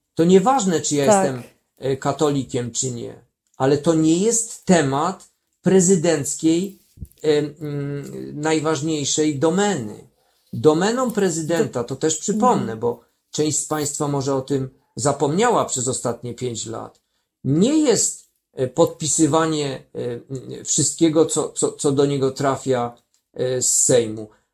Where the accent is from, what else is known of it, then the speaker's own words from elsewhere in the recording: Kraków, Lesser Poland, Poland; w moim mieście, bo jestem także urodzonym Krakusem